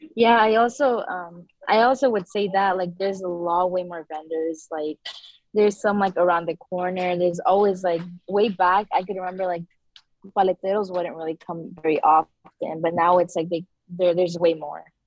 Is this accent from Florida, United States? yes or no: no; San Rafael, California, United States; I grew up in Centerville in the canal area, and I've been living there since my whole life